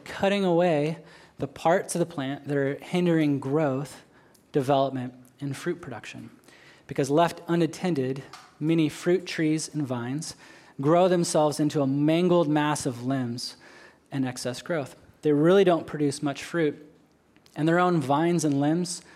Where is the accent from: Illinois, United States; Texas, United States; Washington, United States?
Washington, United States; Western; moved away as an adult; now in Okinawa, Japan; I grew up in Western Washington, outside of a small town halfway between Seattle and Portland.